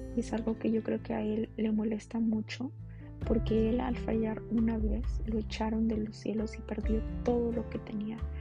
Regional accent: Mexico; como diríamos los mexicanos

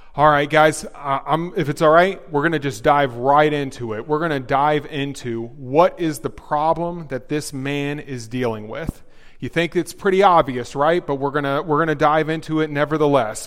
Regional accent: the South, United States; moved away; I'm from the South.

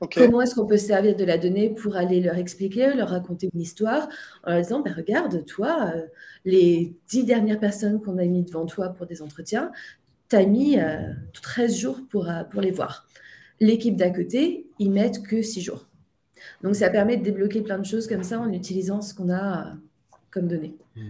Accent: France; now in Ireland; je suis française, mais j'habite en Irlande

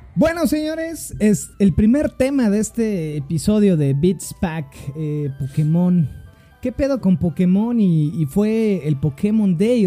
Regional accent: Cuautitlán Izcalli, State of Mexico, Mexico; accent: chilango; now in Mexico City, Mexico; tengo un acento muy chilango. Eh, yo soy del Estado de México, de la hermana República de Cuauhtlán Cali.

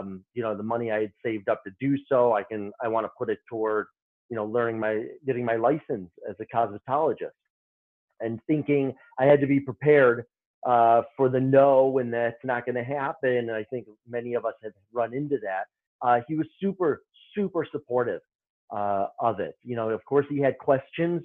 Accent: Chicago, Illinois, United States; moved away as an adult; also born or lived in New York City; I'm originally from Chicago. I'm a Midwesterner

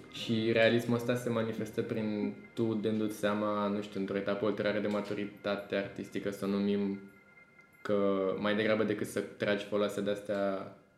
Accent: Buzău, Buzău County, Romania; now in Bucharest, Romania; Eu vin din Buzău

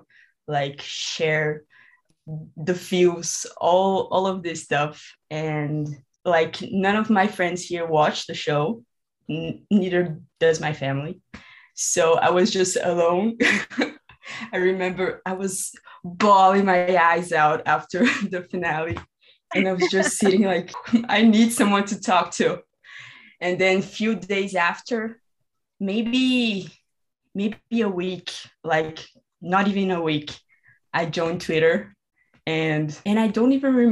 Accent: Brazil; I'm from Brazil

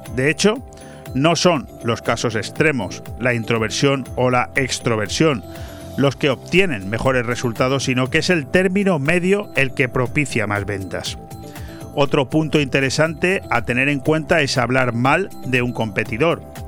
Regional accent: Benidorm, Valencian Community, Spain; los que somos oriundos de Venidor

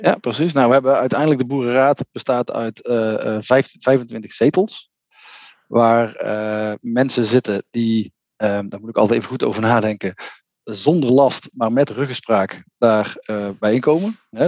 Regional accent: North Brabant, Netherlands; Ik kom uit Brabant

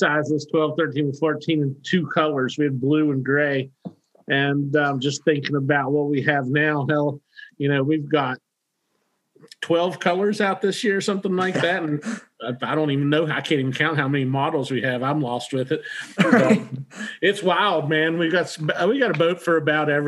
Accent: West Virginia, United States; I grew up in West Virginia

